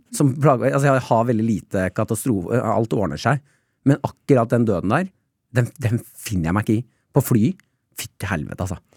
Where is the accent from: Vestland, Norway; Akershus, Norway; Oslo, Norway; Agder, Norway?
Akershus, Norway; Nesodden; vi hadde jo opplæring på Nesodden, vi.